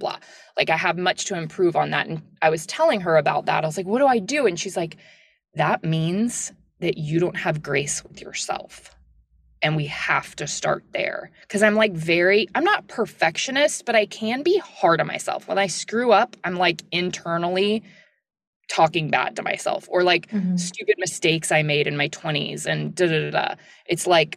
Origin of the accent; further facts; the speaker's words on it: the South, United States; I'm from the South and it's like, I'm not a little like Southern belle at all